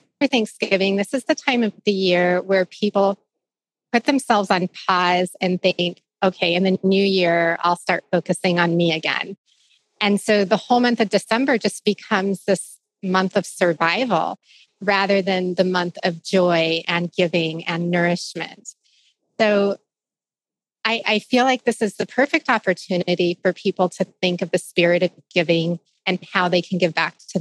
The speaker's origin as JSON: {"language": "English", "region": "Arizona", "country": "United States", "tie": "born or raised there", "also_born_or_lived": "Santa Barbara, California", "moved": "as an adult", "said": "moving out of my home state of Arizona for the first time at the age of 25"}